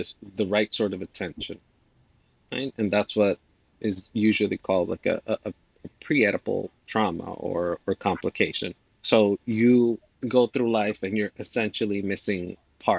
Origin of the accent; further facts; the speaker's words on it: Dominican Republic; moved away; I am an immigrant from the Dominican Republic